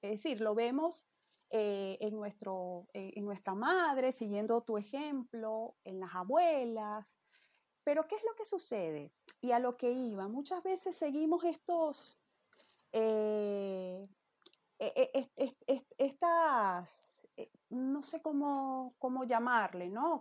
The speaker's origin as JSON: {"language": "Spanish", "country": "Venezuela", "moved": "yes", "said": "nosotros, ¿no? que venimos de Venezuela"}